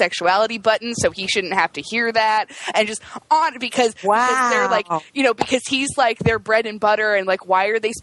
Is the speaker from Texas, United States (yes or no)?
no; Indiana, United States; I grew up in Indiana